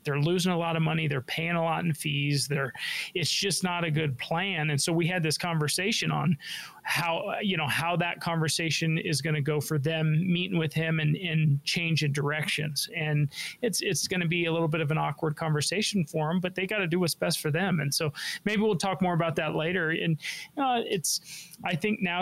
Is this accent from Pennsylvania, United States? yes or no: no; Denver, Colorado, United States; I was born and raised in Denver